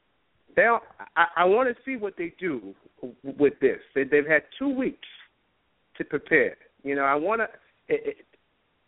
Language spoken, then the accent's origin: English; New York City, New York, United States; moved away; I'm originally from Brooklyn